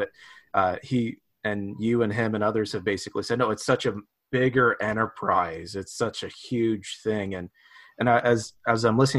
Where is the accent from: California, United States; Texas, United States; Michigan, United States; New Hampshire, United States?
California, United States; growing up in the West in a small little insulated community in California.